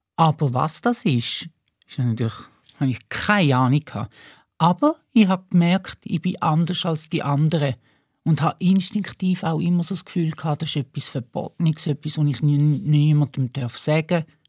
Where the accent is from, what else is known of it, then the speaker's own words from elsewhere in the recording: Eastern Switzerland, Switzerland; auf dem Land, wo ich aufgewachsen bin, in der Ostschweiz